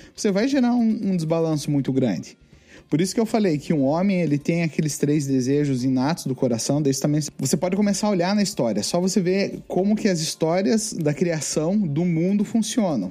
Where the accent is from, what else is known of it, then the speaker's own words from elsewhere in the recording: Brazil; now in North America; Eu nasci no Brasil